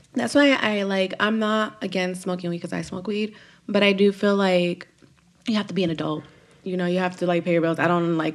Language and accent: English; Los Angeles, California, United States; Korean town